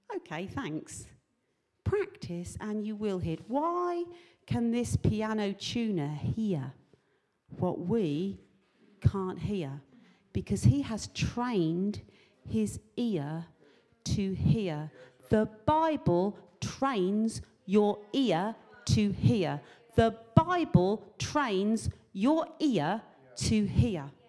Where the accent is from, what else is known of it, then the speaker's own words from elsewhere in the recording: England, United Kingdom; I'm from England